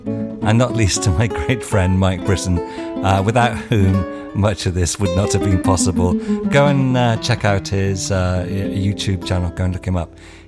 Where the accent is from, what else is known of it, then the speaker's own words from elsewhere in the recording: United Kingdom; one of my problems with being British